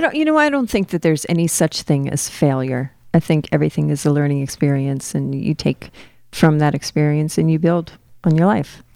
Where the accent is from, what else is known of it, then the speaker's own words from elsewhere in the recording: Fort Lauderdale, Florida, United States; moved away; that's where I grew up